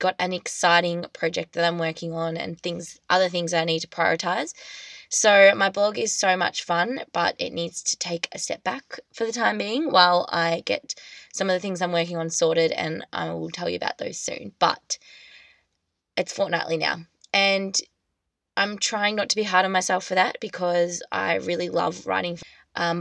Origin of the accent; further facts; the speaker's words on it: Australia; I'm just an Australian girl